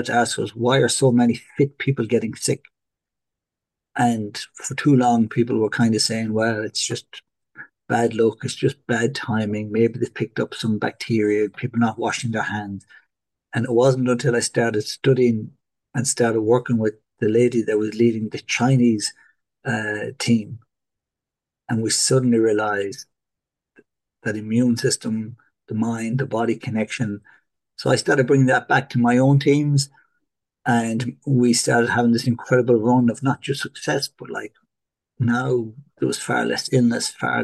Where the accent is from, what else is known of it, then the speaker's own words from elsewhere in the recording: Galway, Connacht, Ireland; also born or lived in Portugal; now in Dublin, Ireland; I'm an Irishman originally from Galway, now living in Dublin